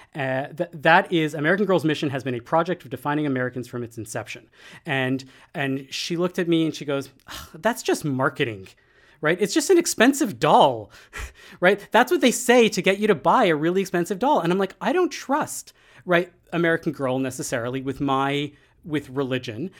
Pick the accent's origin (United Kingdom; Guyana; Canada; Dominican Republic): Canada; as a Canadian